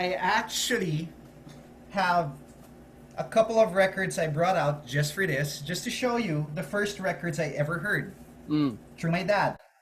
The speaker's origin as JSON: {"language": "English", "town": "Manila", "region": "Metro Manila", "country": "Philippines", "tie": "born or raised there", "said": "I was born and raised in Manila"}